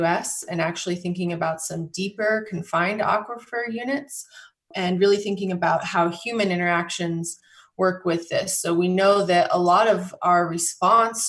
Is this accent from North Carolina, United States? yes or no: no; Colorado, United States; I grew up in Colorado and I grew up on a farm